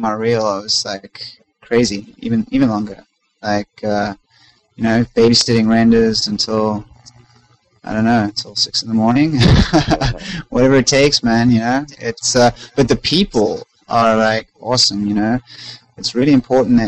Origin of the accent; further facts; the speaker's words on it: South Africa; moved away; I'm originally from South Africa.